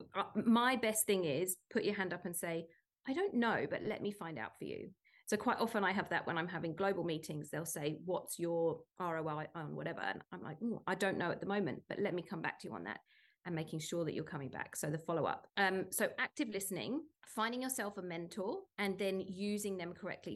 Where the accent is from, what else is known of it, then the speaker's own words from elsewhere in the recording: United Kingdom; moved away as an adult; now in Sydney, Australia; as a British person